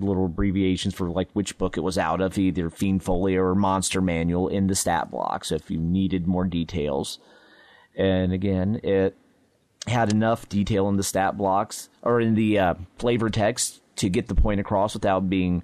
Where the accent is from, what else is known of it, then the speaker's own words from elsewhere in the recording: Ohio, United States; I'm from Ohio